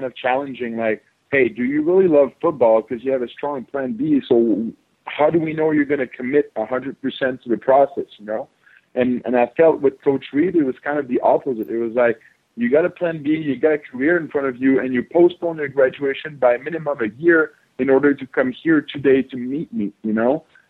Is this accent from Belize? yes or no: no; Canada; Yeah, to be honest, like back in Canada, football is not as big as in the States. So growing up, I was playing a little bit of everyth